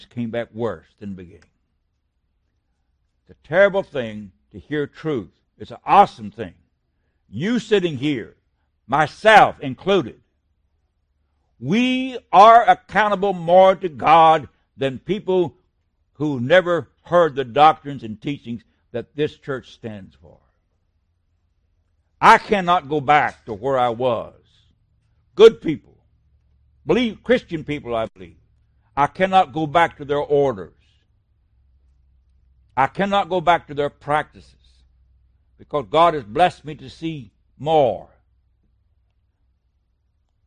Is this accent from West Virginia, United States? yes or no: yes; West Virginia, United States; he's from my home state